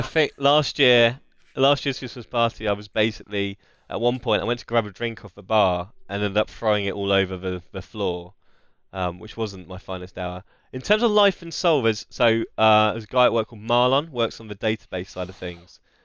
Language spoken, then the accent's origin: English; Essex, East of England, United Kingdom; we're both from Essex as well